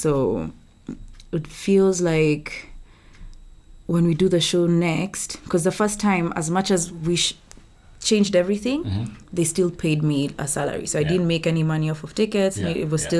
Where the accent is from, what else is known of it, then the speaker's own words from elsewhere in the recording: Sweden; English is a second language; I'm from Sweden.